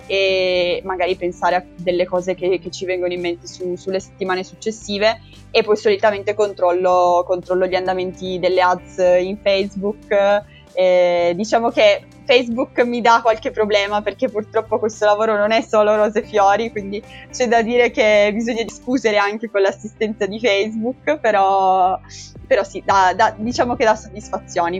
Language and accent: Italian; Turin, Piedmont, Italy; moved away as an adult; also born or lived in Bologna; now in Munich, Germany; io sono di Torino, sono partita da, da Torino e sono venuta qua